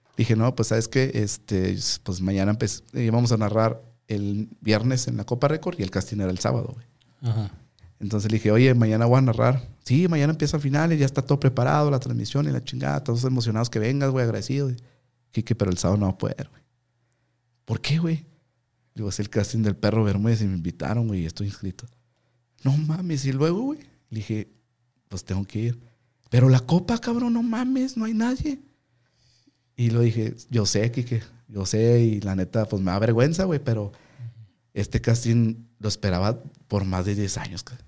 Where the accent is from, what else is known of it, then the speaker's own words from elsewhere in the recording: Ciudad Juárez, Chihuahua, Mexico; vengo de Juárez. Y porque yo era el único, güey, de Chihuahua